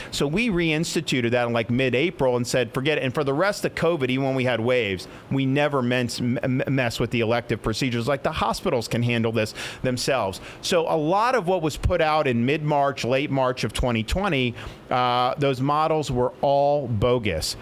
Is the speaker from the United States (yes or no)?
yes; Florida, United States; When I was growing up in Florida